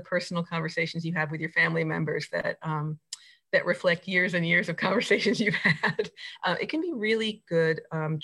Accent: rural New Jersey, United States; moved away as an adult; also born or lived in Oregon / Anchorage, Alaska; now in Mat-Su, Alaska, United States; I grew up in kind of rural New Jersey, and then moved west when I went to Oregon

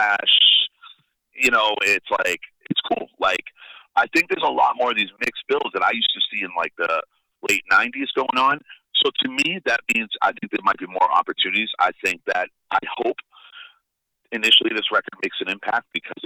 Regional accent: Northeast, United States; I'm from the Northeast

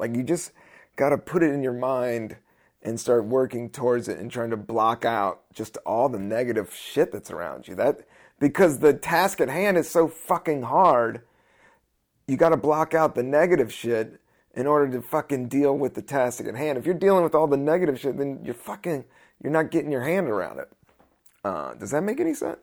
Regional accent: Washington, District of Columbia, United States; also born or lived in Capitol Hill; now in New York, United States; I grew up in D C.

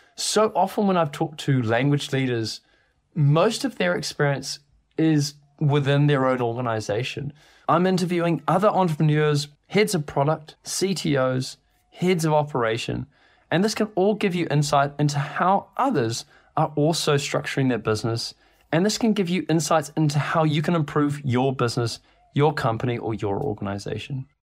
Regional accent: New Zealand; moved away as an adult; now in London, United Kingdom; I live in London, but you also probably can tell from my accent I'm not actually from here. I'm from New Zealand.

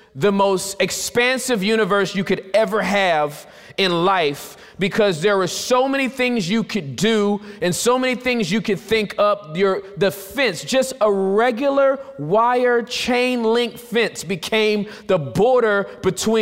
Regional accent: Southern California, United States; I was born in Southern California, born and raised

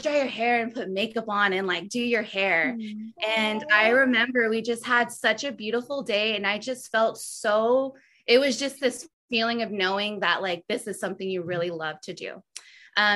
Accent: Austin, Texas, United States; Born and raised in Austin

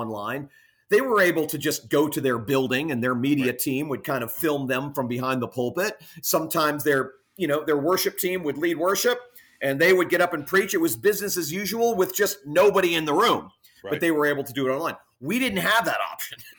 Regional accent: Fort Lauderdale, Florida, United States; now in Jupiter, United States; I'm from South Florida, Fort Lauderdale area, which is about 45 minutes south of where we live in Jupiter.

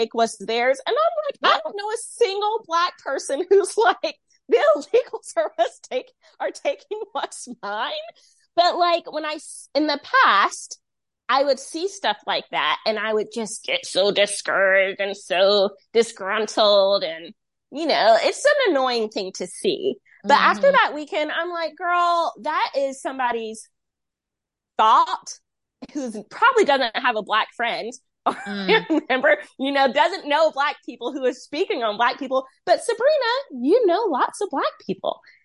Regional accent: Rocky Mount, North Carolina, United States; I'm from Rocky Mount.

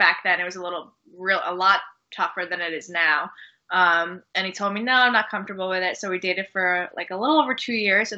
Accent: Poughkeepsie, New York, United States; also born or lived in Long Island, New York; now in New Jersey, United States; I was raised upstate New York in Poughkeepsie. And then I moved down to Long Island, which was actually where I was born.

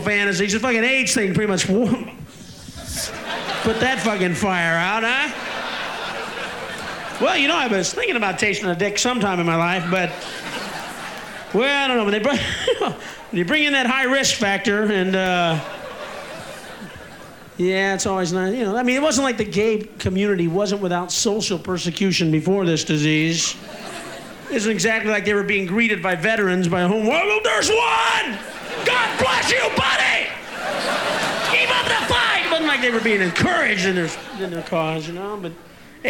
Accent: Illinois, United States; I'm from Illinois. From the Midwest

